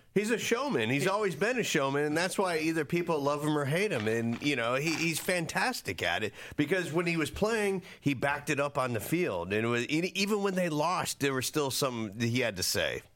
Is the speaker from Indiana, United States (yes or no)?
no; Florida, United States; growing up in Florida and watching Deion Sanders play at our high school